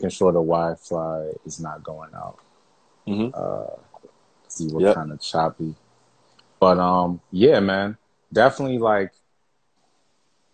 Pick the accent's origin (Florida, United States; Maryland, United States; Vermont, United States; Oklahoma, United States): Maryland, United States; Baltimore; I grew up in Baltimore